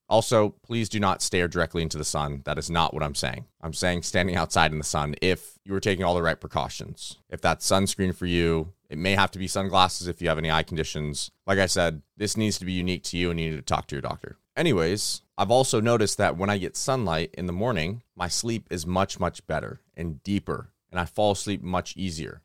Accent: California, United States; I'm from California

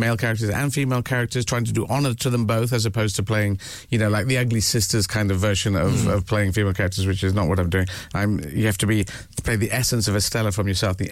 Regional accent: Yemen; moved away; I was born in Yemen

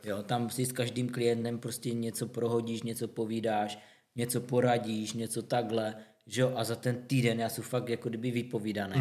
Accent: Zlín, Zlín Region, Czechia; u nás ve Zlíně

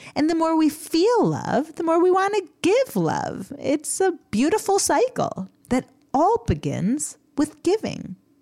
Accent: United States; Growing up in America

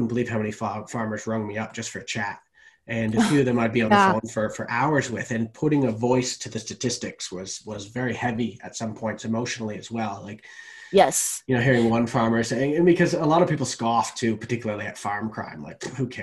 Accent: Canada; moved away as an adult; now in Australia; I'm Canadian

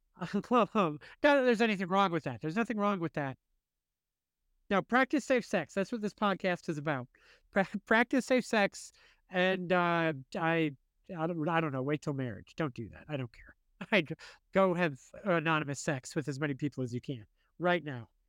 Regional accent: United States; as an American

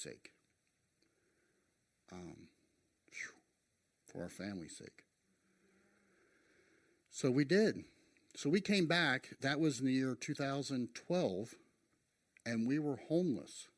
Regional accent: Harrington, Delaware, United States; moved away as an adult; also born or lived in Dover, Delaware / Macungie, Pennsylvania / Montana; I grew up in Harrington. And so we're from this area.

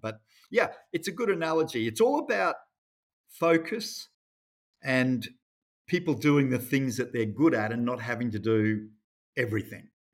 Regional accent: Rockhampton, Queensland, Australia; I grew up in Rockhampton, actually, in central Queensland.

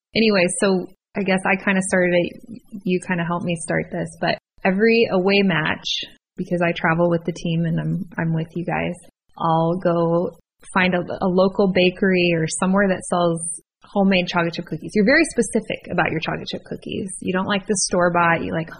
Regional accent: San Diego, California, United States; born there; I was born in San Diego, so a lot of cool things did happen there.

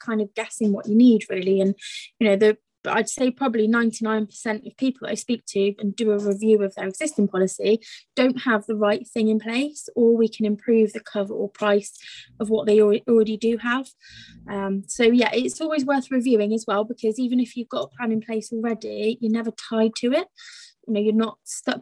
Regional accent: Gloucestershire, South West England, United Kingdom; I'm from Gloucestershire myself

